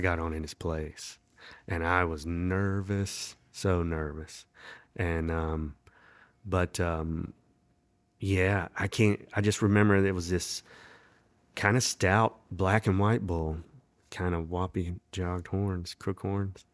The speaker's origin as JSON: {"language": "English", "town": "Winston-Salem", "region": "North Carolina", "country": "United States", "tie": "born or raised there", "also_born_or_lived": "Raleigh", "said": "Not originally. I was actually born in Winston-Salem"}